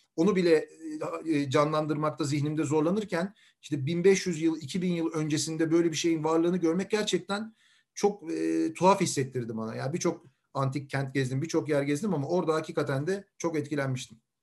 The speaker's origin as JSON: {"language": "Turkish", "region": "Istanbul", "country": "Turkey", "tie": "born or raised there", "also_born_or_lived": "Langa (Davutpaşa), Istanbul", "said": "Şimdi ben koca Mustafa Paşalıyım. Surların dibinde büyüdüm."}